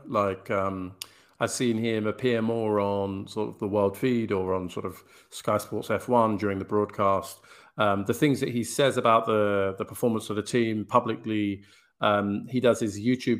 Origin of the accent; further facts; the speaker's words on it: United Kingdom; actually as a Brit